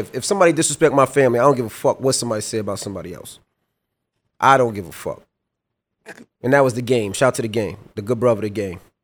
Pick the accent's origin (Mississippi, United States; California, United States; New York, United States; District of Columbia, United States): New York, United States; New York City; me growing up in Queens, I didn't see nobody around me that went to college